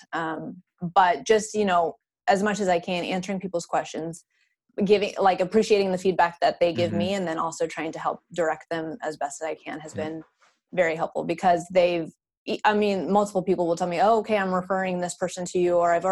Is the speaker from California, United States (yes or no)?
no; Idaho, United States; now in Austin, United States; I'm from Idaho. I still mm-hmm. hold my Idaho license